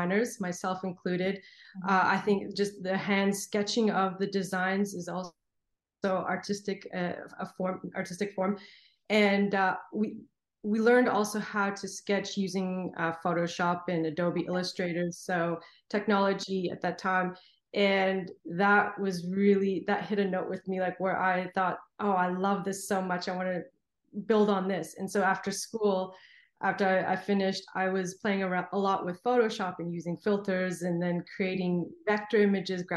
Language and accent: English; Canada; moved away as an adult; now in Los Angeles, United States; I'm originally from Canada